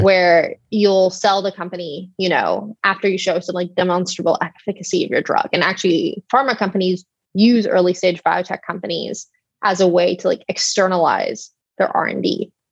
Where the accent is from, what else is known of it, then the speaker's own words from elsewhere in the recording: Texas, United States; now in San Francisco, United States; I grew up in Texas